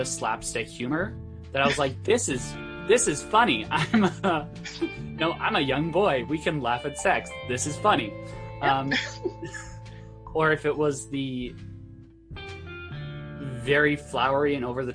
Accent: West Vancouver, British Columbia, Canada; Born and raised in West Vancouver

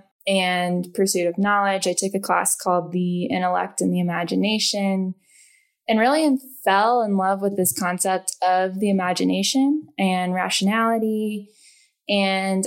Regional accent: Taylorville, Illinois, United States; moved away as an adult; now in Colorado, United States; I grew up in Illinois in a rural town of Taylorville and moved out to Colorado about 6 years ago.

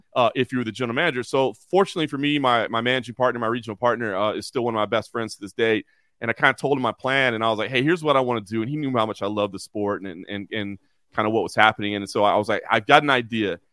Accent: Dallas, Texas, United States; moved away as an adult; also born or lived in Oklahoma / Lexington, Kentucky / Dayton, Ohio; now in Las Vegas, United States; I grew up in Dallas, Texas

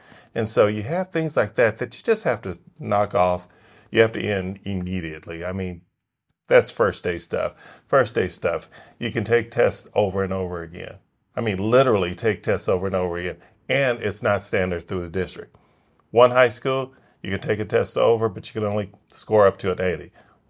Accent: Los Angeles, California, United States; now in Frisco, United States; I grew up in the hood. I grew up in South Central LA, and if had I known I was going to be living in Frisco, Texas

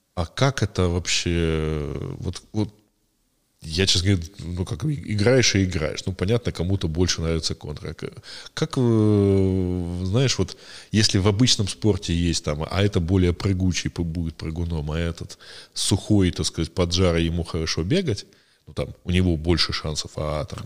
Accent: a small town near Cherkasy, Cherkasy Oblast, Ukraine; вот я в в 90-м году э, ходил на специальный компьютерный клуб, э, значит, э, у нас был в небольшом городке под Черкасами

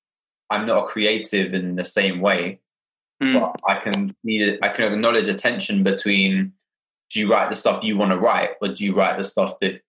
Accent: London, United Kingdom; I was born and raised in Hackney

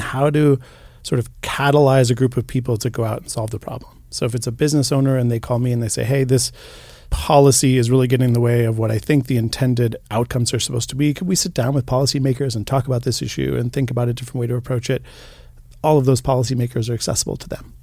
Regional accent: Boulder, Colorado, United States; now in Missoula, United States; I grew up, uh, in Boulder, Colorado, and for most of my younger years, I was raised by a single mom

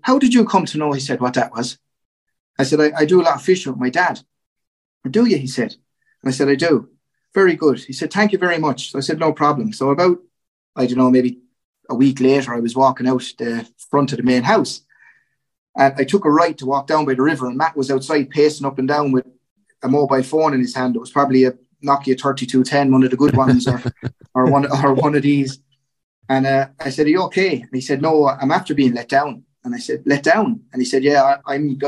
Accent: Goresbridge, County Kilkenny, Ireland; I grew up in Gorn in County Kilkenny

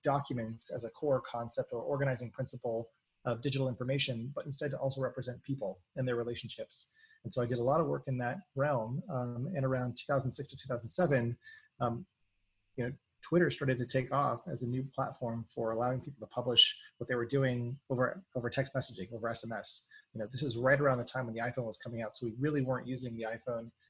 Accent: New England, United States; moved away; also born or lived in San Francisco; I grew up in New England

